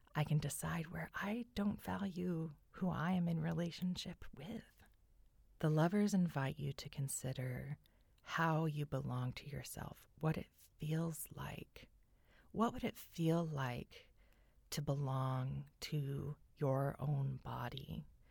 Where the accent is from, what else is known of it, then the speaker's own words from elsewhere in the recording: California, United States; I grew up in California